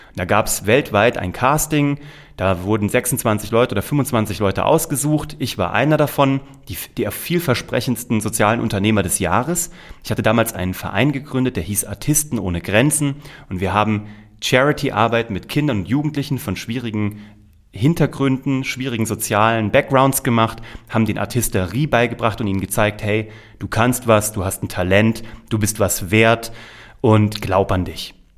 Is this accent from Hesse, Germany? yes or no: yes; Kassel, Hesse, Germany; also born or lived in New York; habe während meines Abiturs parallel beim offenen Kanal Kassel, das ist so ein Bürgerfernsehen in Kassel, habe ich meine ersten Kurzfilme produziert, eine kleine Talkshow produziert, alles als Schüler der Oberstufe